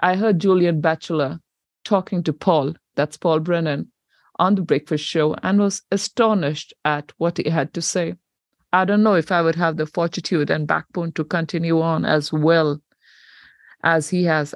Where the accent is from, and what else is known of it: New Zealand